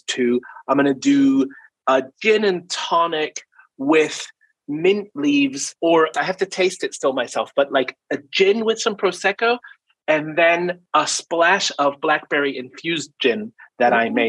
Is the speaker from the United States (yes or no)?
no; New Zealand; I grew up in New Zealand